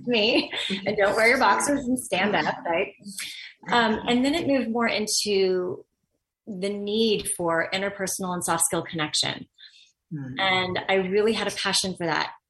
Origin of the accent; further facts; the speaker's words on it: Los Angeles, California, United States; I grew up in Los Angeles in the industry